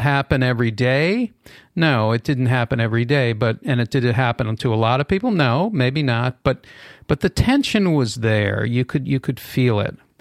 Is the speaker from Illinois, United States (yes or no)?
no; Boston, Massachusetts, United States; now in Los Angeles, United States; anti-Semitism and racism growing up in Boston uh, during busing